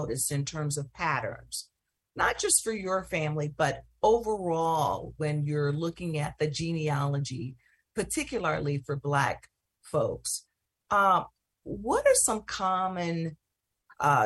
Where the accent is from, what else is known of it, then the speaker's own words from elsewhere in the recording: Mississippi, United States; moved away; growing up in Mississippi